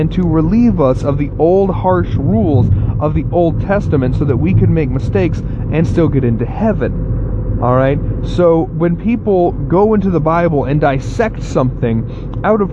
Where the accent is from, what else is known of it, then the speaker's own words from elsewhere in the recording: the South, United States; I grew up in the South